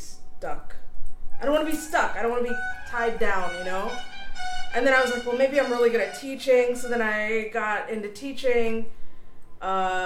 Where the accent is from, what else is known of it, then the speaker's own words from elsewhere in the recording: Trinidad & Tobago; moved away; I'm an American citizen, but I was born in Trinidad